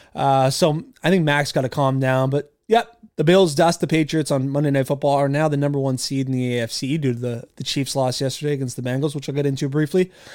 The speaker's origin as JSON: {"language": "English", "region": "Nova Scotia", "country": "Canada", "said": "I was from Canada and, uh, from Nova Scotia specifically."}